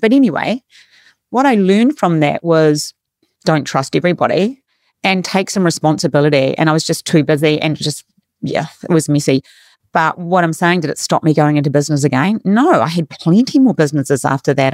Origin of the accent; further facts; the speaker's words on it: New Zealand; now in Australia; I'm from New Zealand